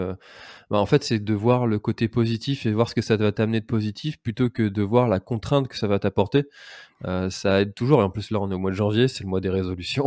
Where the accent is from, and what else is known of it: Brittany, France